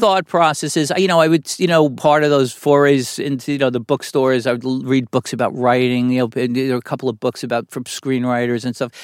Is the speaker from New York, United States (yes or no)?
yes; New York City, New York, United States; I grew up in Brooklyn, New York, uh, in and around a lot of guys who felt like characters from The Sopranos